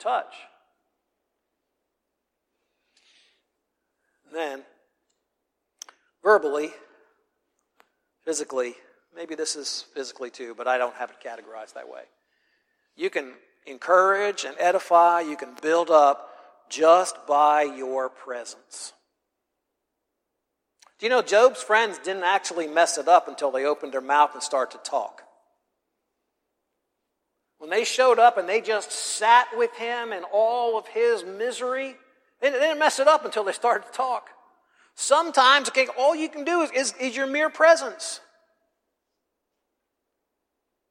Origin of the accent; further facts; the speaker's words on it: the North, Northern United States, United States; moved away; I'm from the North